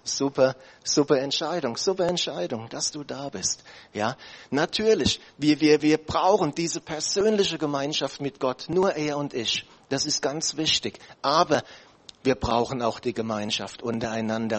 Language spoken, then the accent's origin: German; Germany; wir als Deutsche